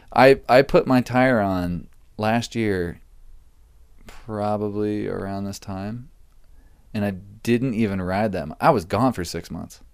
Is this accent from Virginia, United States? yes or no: yes; Virginia, United States; moved away as an adult; also born or lived in Utah; now in Los Angeles, United States; we grew up in Virginia together